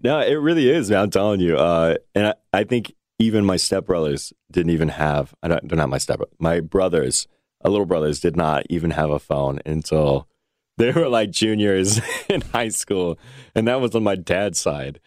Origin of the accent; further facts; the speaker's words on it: United States; as an American